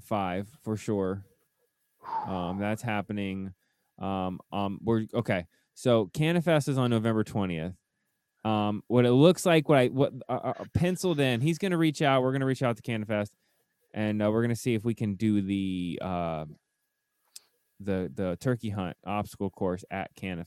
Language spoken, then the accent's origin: English; Lawrence, Kansas, United States; Oh, I'm from Lawrence.